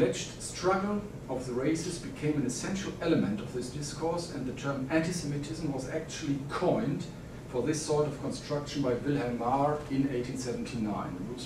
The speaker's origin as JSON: {"language": "English", "country": "Germany", "accent": "German", "second_language": "English", "moved": "yes", "said": "I'm, as you hear from my accent, originally from Germany"}